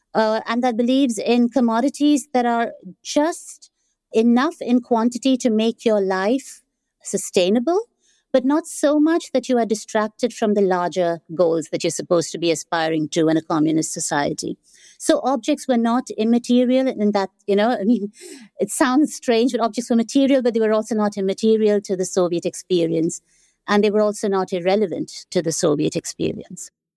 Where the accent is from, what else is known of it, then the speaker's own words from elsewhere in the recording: India; now in Amsterdam, Netherlands; growing up in India, that is not how I experienced the Cold War